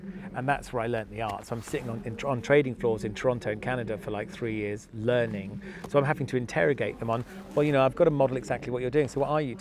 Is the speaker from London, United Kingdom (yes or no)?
no; Norfolk, East of England, United Kingdom; also born or lived in Nottingham; I'm from Norfolk